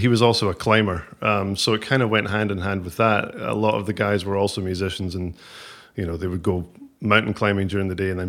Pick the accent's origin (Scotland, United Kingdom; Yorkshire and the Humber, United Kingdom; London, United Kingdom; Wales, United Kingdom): Scotland, United Kingdom; Ayr; I grew up in Ayr.